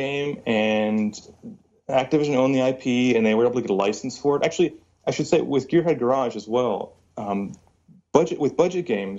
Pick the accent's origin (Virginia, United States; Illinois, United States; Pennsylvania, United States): Virginia, United States; also born or lived in California; Because I was born in California, but I moved to Virginia, and so all my friends are rednecks.